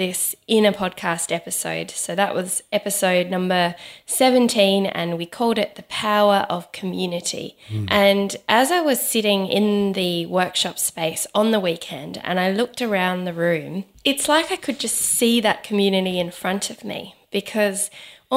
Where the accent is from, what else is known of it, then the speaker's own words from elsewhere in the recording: Adelaide, South Australia, Australia; moved away; my hometown, Adelaide.